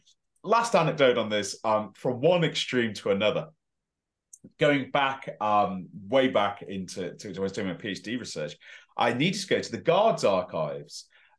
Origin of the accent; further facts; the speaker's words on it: West Midlands, United Kingdom; accent: West Midlands; my West Midlands accent was a lot stronger. So it did that, and it's always stronger over telephone too.